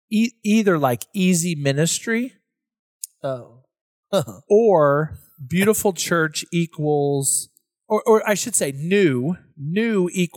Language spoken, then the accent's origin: English; Oklahoma, United States; I'm from Oklahoma.